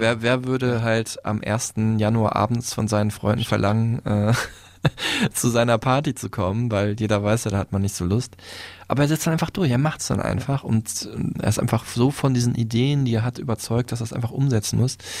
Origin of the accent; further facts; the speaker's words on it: Dortmund, North Rhine-Westphalia, Germany; moved away; meiner alten Heimat